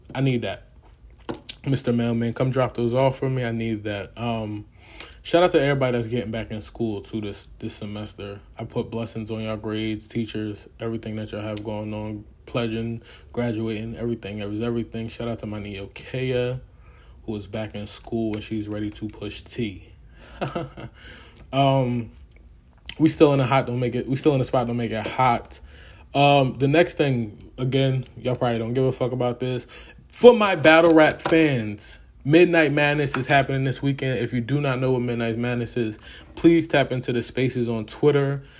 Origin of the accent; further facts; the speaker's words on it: the North, United States; As a Northerner